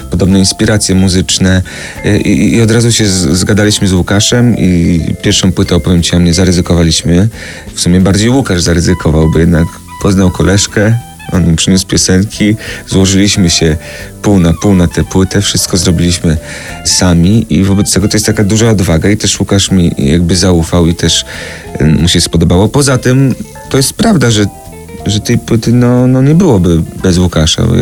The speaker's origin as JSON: {"language": "Polish", "town": "Radom", "region": "Masovian Voivodeship", "country": "Poland", "said": "My obaj jesteśmy z Radomia"}